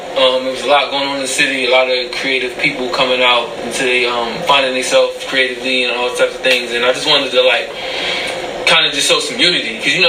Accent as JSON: {"language": "English", "town": "Philadelphia", "region": "Pennsylvania", "country": "United States", "said": "I'm from South Philly. Spent a little couple years in Uptown. I'm not gonna front. Uptown helped mold me into the individual that I am now. But as far as like, I guess the true Philadelphia part of me is like South Philly."}